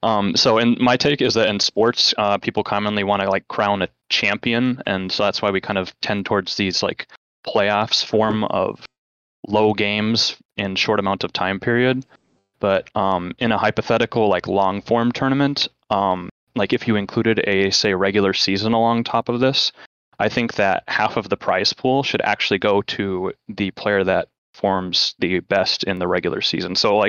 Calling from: Oregon, United States; Calling from Oregon again.

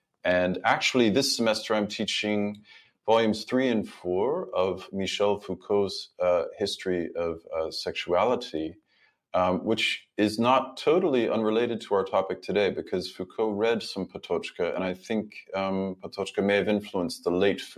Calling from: Budapest, Hungary; So I'm dialing in from Budapest, Hungary, which is where I've been for the last 2 years.

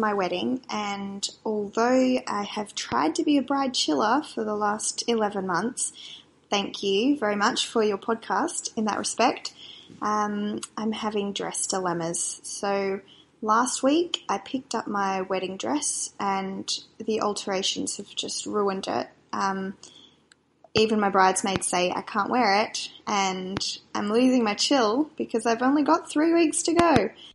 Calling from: Perth, Western Australia, Australia; I'm calling from Perth in Western Australia.

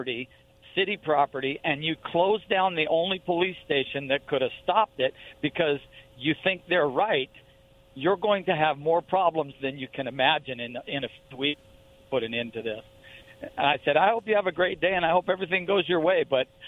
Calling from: Pasco, Washington, United States; I'm in Pasco.

